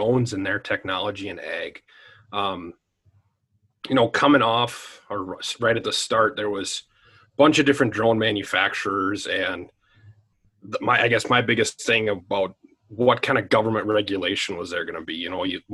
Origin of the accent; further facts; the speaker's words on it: Medford, Minnesota, United States; also born or lived in South Dakota; I'm originally from Medford, Minnesota, which is kind of just up the road here from Owatonna. Grew up on a small farm.